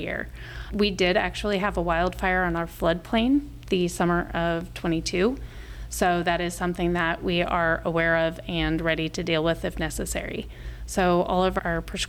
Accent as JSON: {"language": "English", "region": "Front Range of Colorado", "country": "United States", "tie": "born or raised there", "moved": "as an adult", "lives_now": "Omaha, United States", "said": "I grew up in the Front Range of Colorado"}